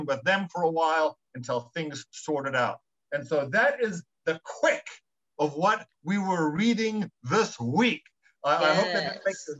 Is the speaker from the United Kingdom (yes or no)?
no; South Africa; moved away; I was born in the Republic of South Africa. I grew up in South Africa during the apartheid era.